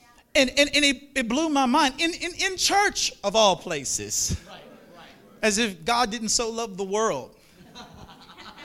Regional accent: Monroe, Louisiana, United States; moved away as an adult; also born or lived in Florida / South Florida; That was the first time I've ever lived out of the state. I'm from Monroe, Louisiana

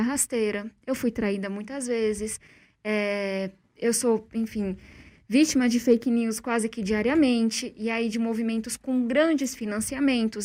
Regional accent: São Paulo, Brazil; eu cresci em uma ocupação na periferia de São Paulo

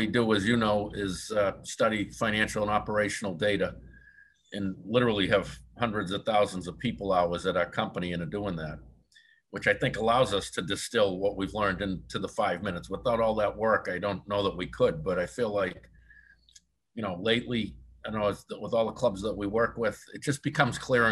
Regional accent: Boston, Massachusetts, United States; I'm from Boston

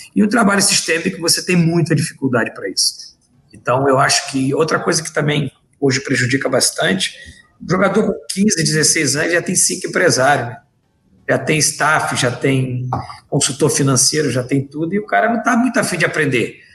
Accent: Rio de Janeiro, Brazil; Eu sou carioca

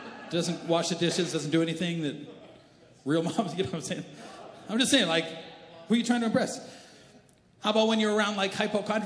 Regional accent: Canada; I'm Canadian

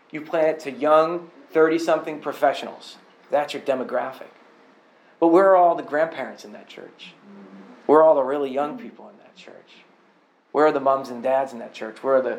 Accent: Boston, Massachusetts, United States; and I came from Boston, so I know people who were personally abused by clergy members.

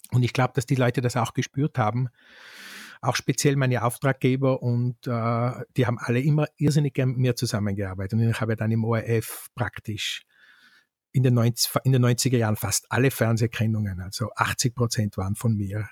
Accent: Kauns, Tyrol, Austria; in Kauns, um das beim Namen zu nennen, wo ich aufgewachsen bin

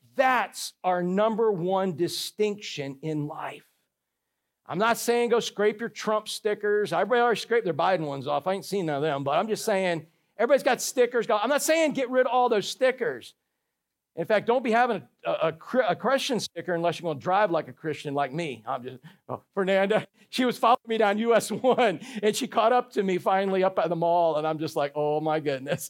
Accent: Orlando, Florida, United States; I grew up in Orlando when they filmed Tarzan movies there

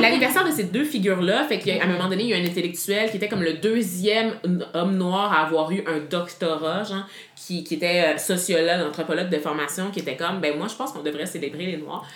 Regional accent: Quebec, Canada; je suis fière d'être une Québécoise d'origine haïtienne

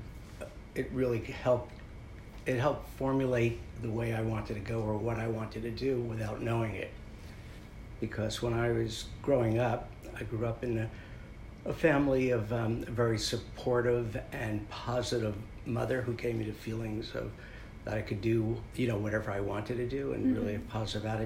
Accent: Maplewood, New Jersey, United States; I grew up in New Jersey, in Maplewood, South Orange, New Jersey.

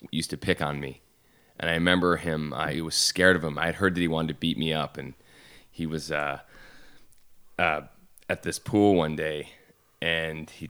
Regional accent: Syracuse, New York, United States; In Syracuse.

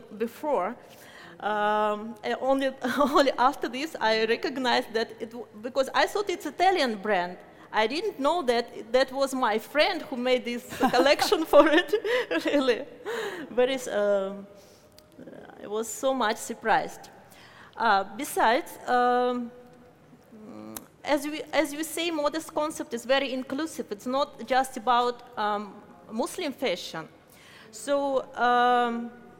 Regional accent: Moscow, Russia; I'm from Moscow, Russia

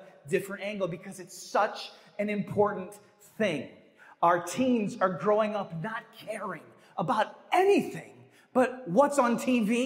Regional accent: Midwest, United States; growing up in the Midwest

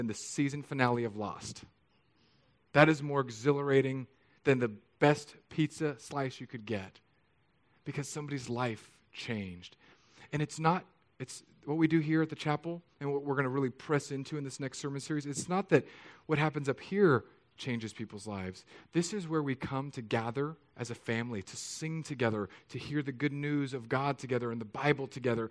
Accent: California, United States; moved away; I'm from California, so like our version of rain is like somebody in the sky with an eyedropper from 30,000 feet

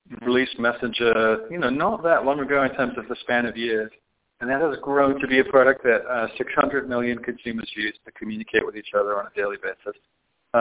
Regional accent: the north of England, United Kingdom; moved away as an adult; now in San Francisco, United States; I'm originally from Northern England, but I moved to like Silicon Valley, San Francisco in the mid-90s

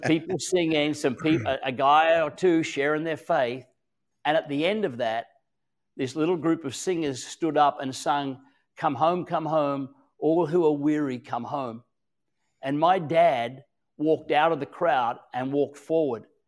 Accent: Australia; also born or lived in Queensland, Australia; I'm an Australian.

